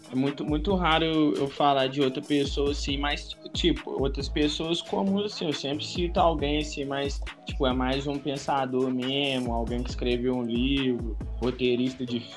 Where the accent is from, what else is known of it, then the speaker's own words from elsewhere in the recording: Brazil; born there; Já morei lá no Bernardino, aí a última vez. Mas eu nasci aqui em Nova Benfica. A última vez que eu morei foi na Ponte Preta.